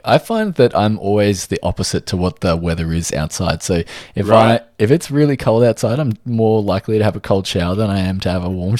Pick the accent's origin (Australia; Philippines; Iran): Australia; Firstly, I am from Australia, if you hadn't already guessed from the accent